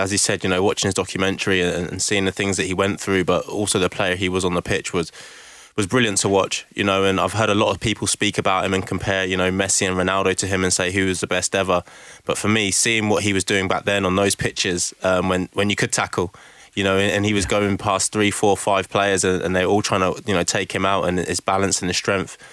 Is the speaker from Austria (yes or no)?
no; England, United Kingdom; I'm an Englishman